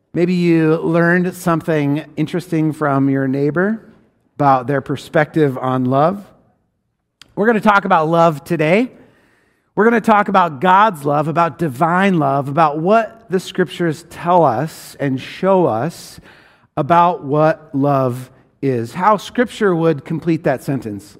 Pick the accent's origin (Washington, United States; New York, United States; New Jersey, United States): Washington, United States; I grew up in Washington State in a rural place